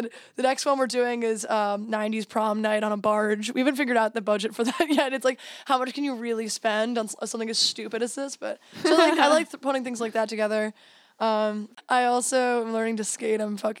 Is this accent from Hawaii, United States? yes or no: no; New York City, New York, United States; moved away as an adult; also born or lived in New Jersey; I'm from New York, New Jersey. So I grew up around the two, kind of in New York City, and going to school out in Jersey. I moved here a couple years ago. I lived in London for a year and then here. Obviously, I live in Liverpool.